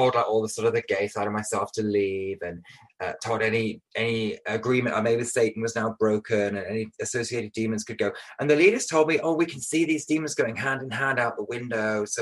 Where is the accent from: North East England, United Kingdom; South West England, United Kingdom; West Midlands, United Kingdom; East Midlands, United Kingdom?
East Midlands, United Kingdom; Buxton; moved away; I went back to Buxton, to my hometown